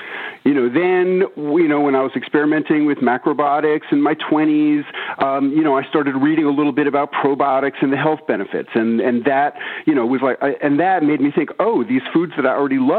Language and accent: English; New York, United States; now in Tennessee, United States; I moved from New York to rural Tennessee and I started keeping a garden. And, you know, I was such a naive city kid